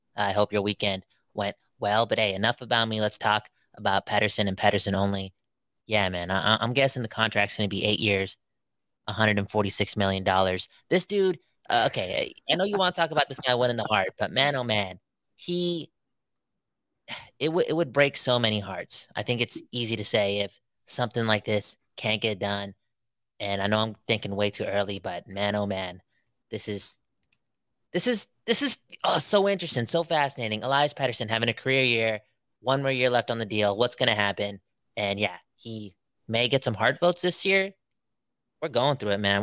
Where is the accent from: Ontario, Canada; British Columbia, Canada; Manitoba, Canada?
British Columbia, Canada; Vancouver; We're from Vancouver to the West Coast.